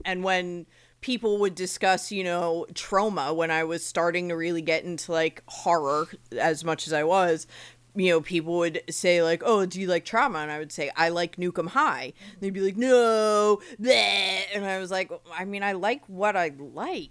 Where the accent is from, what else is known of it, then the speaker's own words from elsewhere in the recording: Eatontown, New Jersey, United States; So I grew up in Monmouth County, which, you know, is Eatontown, New Jersey, which is where I grew up.